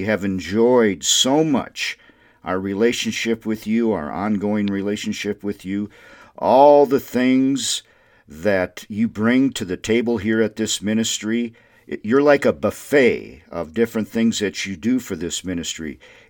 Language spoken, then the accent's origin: English; Windom, Minnesota, United States; Windham, Minnesota, my hometown